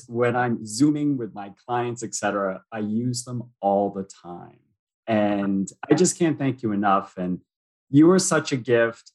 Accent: United States; moved away as an adult; now in Toronto, Canada; I'm American, but I live in Toronto.

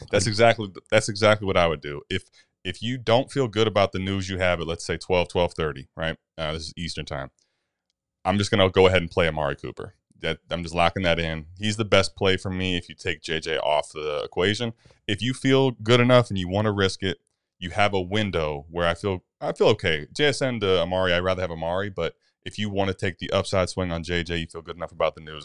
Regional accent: Cleveland, Ohio, United States; I'm from Cleveland

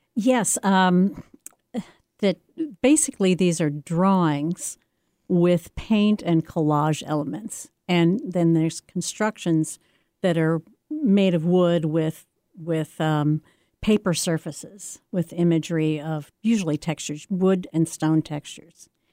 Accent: the Ozarks, United States; moved away; I grew up in the Ozarks, which is not a place where you see a lot of art or meet a lot of artists

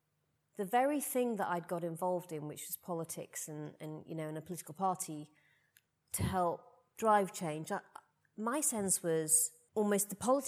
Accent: Rotherham, Yorkshire and the Humber, United Kingdom; moved away; also born or lived in Putney, London; growing up in Rotherham

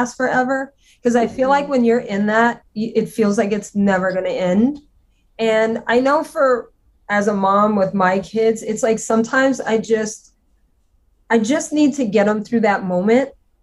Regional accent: Louisiana, United States; I'm Cajun and I'm from Louisiana.

